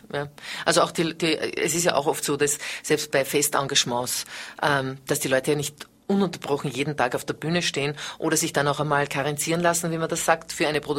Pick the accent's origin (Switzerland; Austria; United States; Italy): Austria; Vienna; Und dann habe ich mich entschlossen, wieder nach Wien zurückzugehen. Ich bin Wienerin